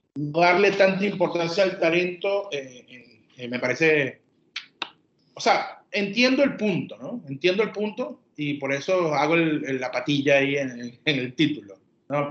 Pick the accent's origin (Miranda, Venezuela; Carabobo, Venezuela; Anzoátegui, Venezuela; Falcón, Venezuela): Anzoátegui, Venezuela; Puerto La Cruz; Nosotros somos de Puerto La Cruz